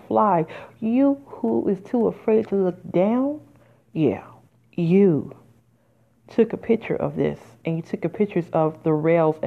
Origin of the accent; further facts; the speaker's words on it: Midwest, United States; moved away; I'm from the Midwest originally. I have lived there in 20 years